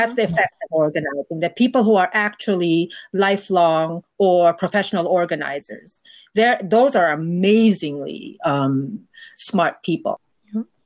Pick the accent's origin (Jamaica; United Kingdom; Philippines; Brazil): Philippines; moved away as an adult; now in New York, United States; my being a Filipino in the United States